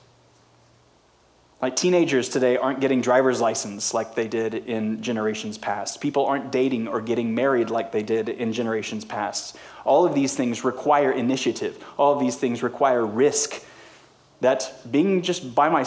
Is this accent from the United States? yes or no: yes; United States